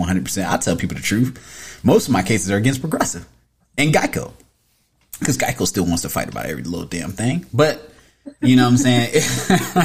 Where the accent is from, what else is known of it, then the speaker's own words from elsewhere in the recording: Tampa, Florida, United States; I'm from Tampa